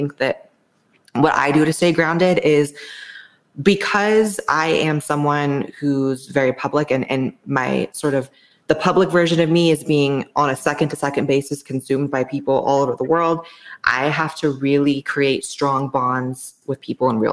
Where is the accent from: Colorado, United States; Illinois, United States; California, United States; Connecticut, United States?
California, United States; Los Angeles; moved away as an adult; now in Austin, United States; I'm from LA.